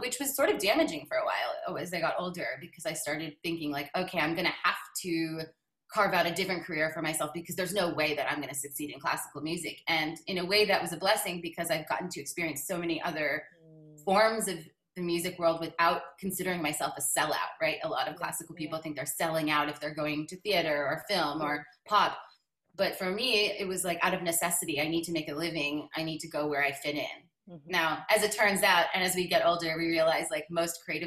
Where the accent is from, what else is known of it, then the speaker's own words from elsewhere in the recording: Baltimore, Maryland, United States; I was growing up in Baltimore